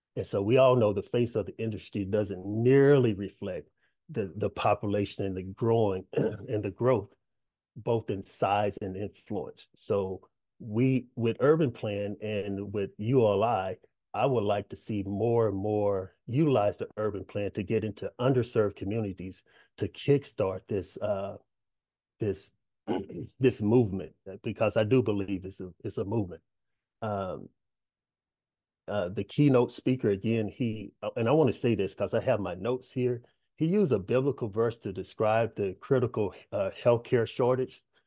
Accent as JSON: {"language": "English", "town": "Dallas", "region": "Texas", "country": "United States", "tie": "born or raised there", "said": "I'm from Pleasant Grove, southeast area of Dallas, Texas"}